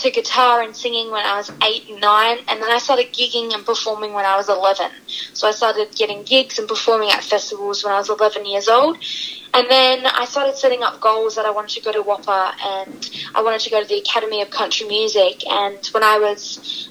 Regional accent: Western Australia, Australia

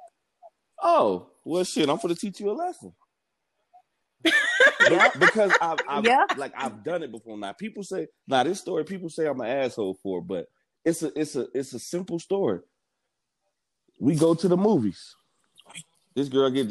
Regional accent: Miami, Florida, United States; I'm from Miami, so it came with an attitude.

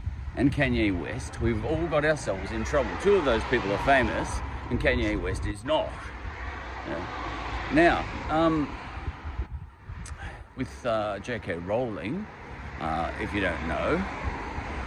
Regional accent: Australia; I'm an Australian

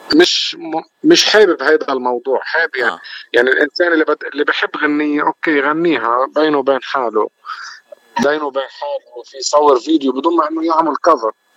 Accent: Lebanon; moved away as an adult; now in Canada; انا من لبنان

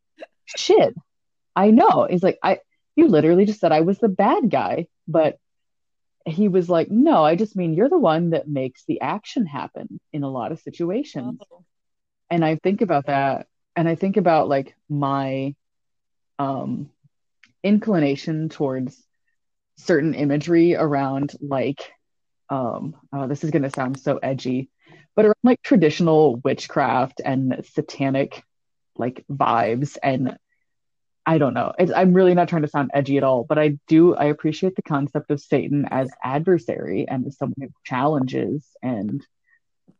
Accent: the South, United States; now in the Midwest, United States; I also live in the Midwest, but I was born in the South.

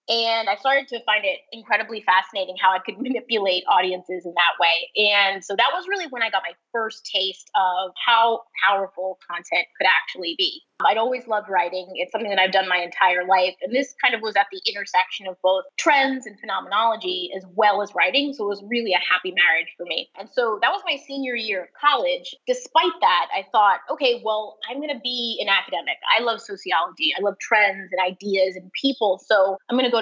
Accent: New York City, New York, United States; moved away as an adult; also born or lived in Boston, Massachusetts; now in San Francisco, United States; I grew up in the New York City area

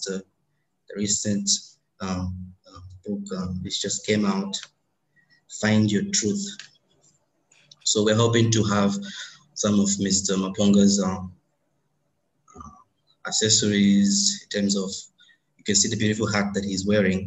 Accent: DR Congo; now in India; I am from Congo, democratic, but I live in India

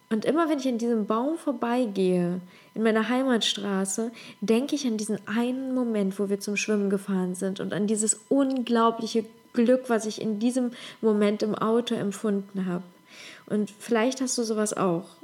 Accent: Leverkusen, North Rhine-Westphalia, Germany; also born or lived in Ukraine; Ich komme aus Leverkusen, aus Leverkusen-Opladen, da bin ich groß geworden. Also ich komme aus der Ukraine ursprünglich, aber ich bin in Leverkusen groß geworden.

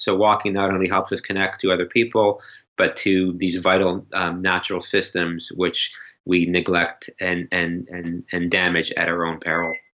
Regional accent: Canada; as a Canadian

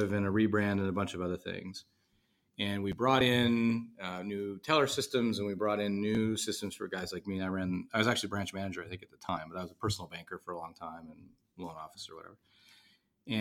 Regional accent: Ottawa, Ontario, Canada; moved away; grew up in Ottawa, Canada. So I am not from America

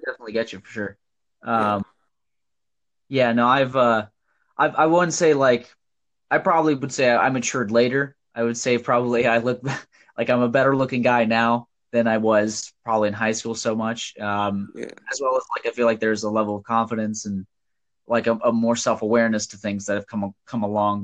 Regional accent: Nebraska, United States; I'm from Nebraska

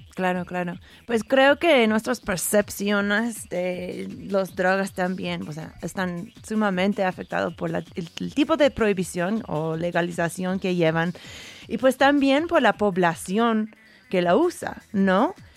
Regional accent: Oregon, United States; yo pasé mi adolescencia en Oregón

